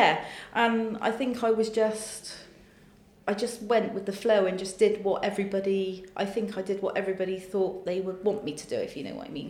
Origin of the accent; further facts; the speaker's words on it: Bristol, South West England, United Kingdom; my hometown of Bristol.